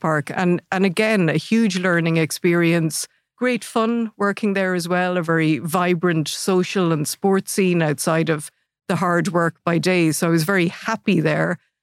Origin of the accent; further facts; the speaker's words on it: Athlone, Leinster, Ireland; born and raised in Athlone